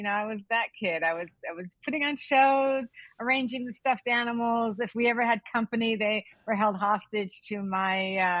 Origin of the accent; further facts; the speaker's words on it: Los Angeles, California, United States; So I grew up here in Hollywood. Actually, not in Hollywood. I grew up in the Valley. Let's get real about that. So yeah. I like to call it the mean streets of Studio City.